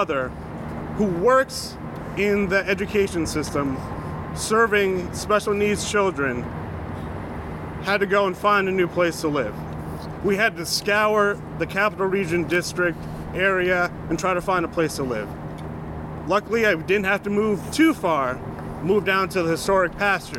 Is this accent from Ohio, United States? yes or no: no; Albany, New York, United States; I was born and raised here in Albany